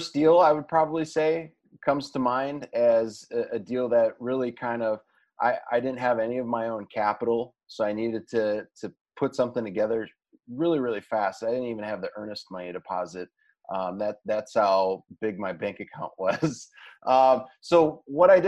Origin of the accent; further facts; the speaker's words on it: Indianapolis, Indiana, United States; Indianapolis, Indiana. That's my hometown.